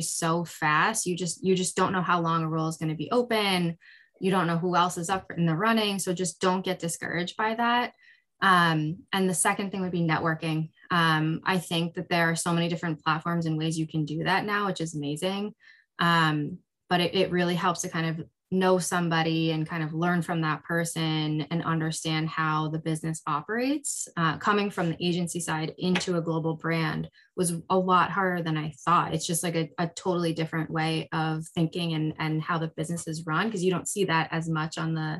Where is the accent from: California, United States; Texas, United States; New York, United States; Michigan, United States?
New York, United States; upstate; also born or lived in South Korea; I am from South Korea originally, and I came to the United States when I was 3 months old and grew up in upstate New York